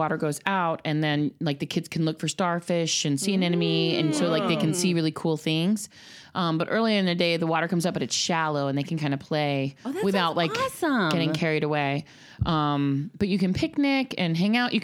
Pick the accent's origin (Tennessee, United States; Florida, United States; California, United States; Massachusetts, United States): Florida, United States; I grew up in Florida